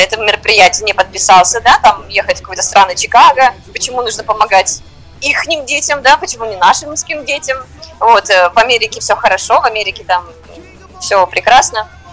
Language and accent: Russian; Moscow, Russia; moved away as an adult; now in Uganda; я из России, я из Москвы